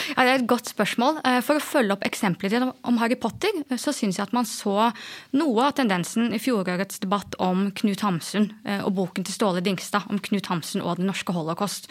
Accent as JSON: {"language": "Norwegian", "town": "Askim", "region": "Østfold", "country": "Norway", "said": "Jeg er jo fra Indre Østfold, i eh, Askim"}